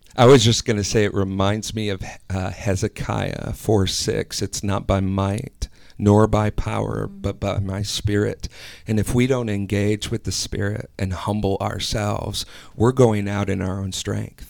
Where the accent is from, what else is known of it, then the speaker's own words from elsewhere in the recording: Wisconsin, United States; now in Ohio, United States; I'm originally from Wisconsin